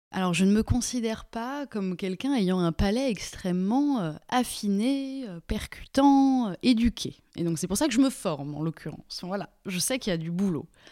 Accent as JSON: {"language": "French", "area": "Lyon region", "region": "Auvergne-Rhône-Alpes", "country": "France", "tie": "born or raised there", "also_born_or_lived": "Mulhouse / Toulouse / Paris", "moved": "yes", "lives_now": "Vexin, France", "said": "j'ai grandi en région lyonnaise"}